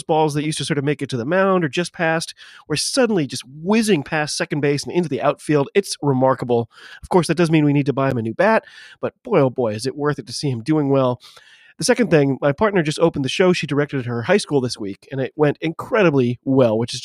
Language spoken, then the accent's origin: English; United States; I am an American